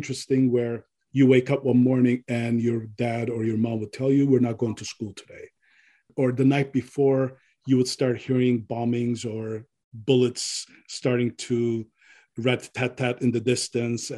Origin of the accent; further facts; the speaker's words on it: Pasadena, California, United States; also born or lived in Beirut, Lebanon; I grew up in Pasadena after I came to America.